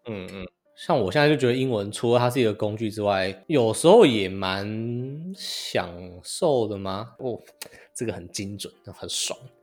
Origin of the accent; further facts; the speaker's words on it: Taiwan; moved away as an adult; also born or lived in Sweden; now in United States; 口音的话，我其实觉得台湾人都还好，没有什么很认真的口音。